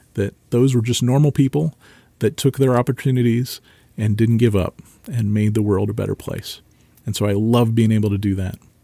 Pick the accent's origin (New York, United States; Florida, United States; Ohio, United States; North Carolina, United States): Ohio, United States; Marysville; I grew up in Marysville, Ohio.